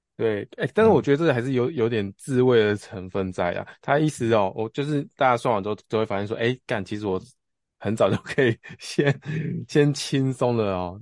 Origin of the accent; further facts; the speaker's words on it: Tianzhong, Changhua County, Taiwan; 我家以前就是真的是那种就是嗯。田中的商店街